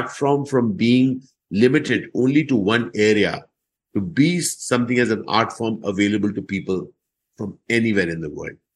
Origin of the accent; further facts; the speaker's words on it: Delhi, India; and I was growing up in Delhi at that point